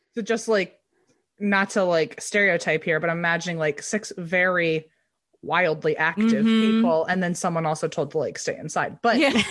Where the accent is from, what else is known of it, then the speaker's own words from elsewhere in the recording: Virginia, United States; I'm from West Virginia, and then I'm like, no, just Virginia